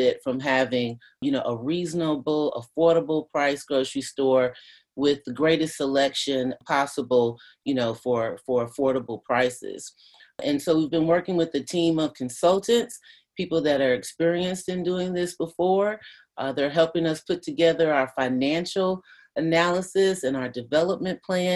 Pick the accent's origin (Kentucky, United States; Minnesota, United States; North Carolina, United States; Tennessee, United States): Kentucky, United States; Louisville; I grew up with in West Louisville